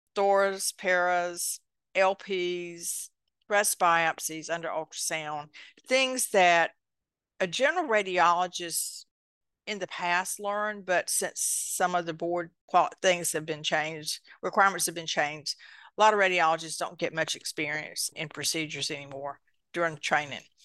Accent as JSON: {"language": "English", "region": "eastern North Carolina", "country": "United States", "tie": "born or raised there", "accent": "country", "said": "I actually grew up on a tobacco farm in eastern North Carolina"}